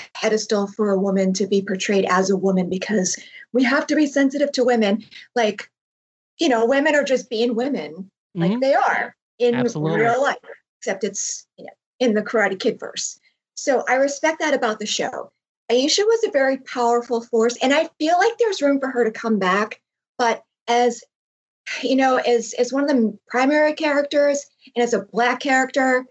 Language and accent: English; Boston, Massachusetts, United States; I'm from Boston